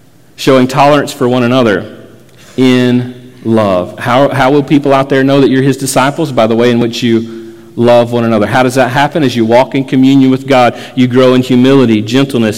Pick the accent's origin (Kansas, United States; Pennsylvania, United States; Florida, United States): Florida, United States; I grew up in Florida